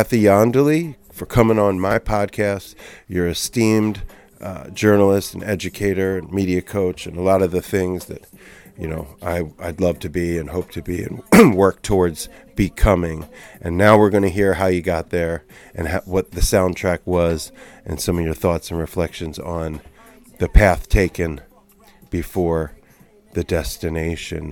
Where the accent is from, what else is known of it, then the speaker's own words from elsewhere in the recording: Cherry Hill, New Jersey, United States; I'm from Jerseydelphia, so like Cherry Hill area